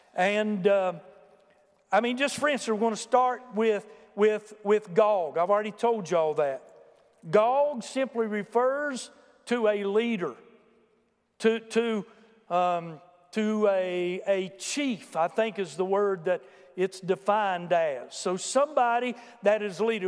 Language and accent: English; United States; Americans are unique